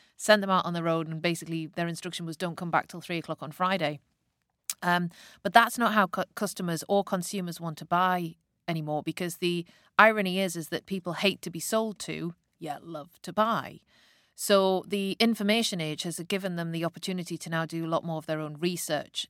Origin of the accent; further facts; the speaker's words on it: the Northeast, North East England, United Kingdom; I grew up in the nineteen eighties, and I'm from the Northeast